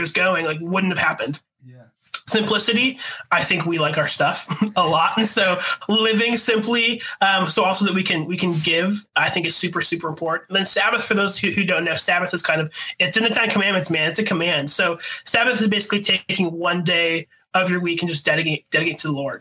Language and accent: English; Buffalo, New York, United States; growing up in Buffalo, I feel like Buffalo's like the ugly stepchild of like Canada